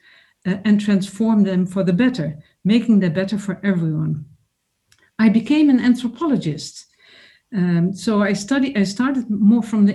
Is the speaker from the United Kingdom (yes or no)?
no; Netherlands; I grew up in the Netherlands as a child of migrants from Sweden and Finland